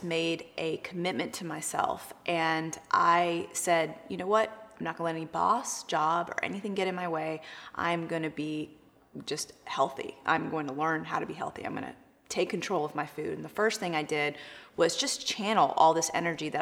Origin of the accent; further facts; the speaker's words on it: Charlotte, North Carolina, United States; I grew up here in Charlotte, North Carolina with two immigrant Indian parents